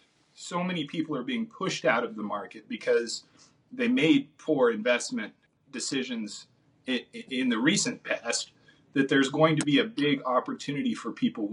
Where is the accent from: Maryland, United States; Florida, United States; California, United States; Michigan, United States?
California, United States; born there; now in Kansas, United States; I'm a Kansas transplant. I was born in Southern California, mm-hmm. and my whole family moved here in 2001.